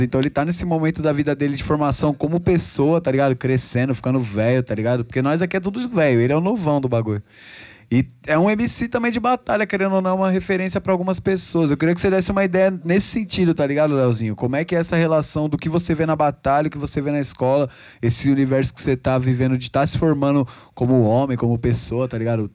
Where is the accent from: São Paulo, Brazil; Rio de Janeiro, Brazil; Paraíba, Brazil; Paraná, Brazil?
São Paulo, Brazil; Rio Pequeno; da minha quebrada ali, Rio Pequeno, mil e dez